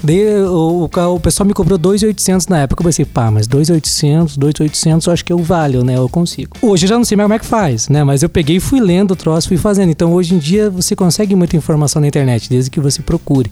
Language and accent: Portuguese; Caçador, Santa Catarina, Brazil; eu sou nascido e criado no Jung, né? Eu, quem é de caçador sabe o que é o Jung